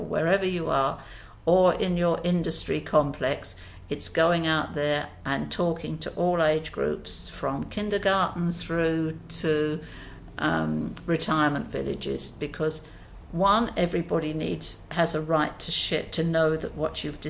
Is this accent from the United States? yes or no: no; Australia; and we did it because we're Australian. We're proud of our animals.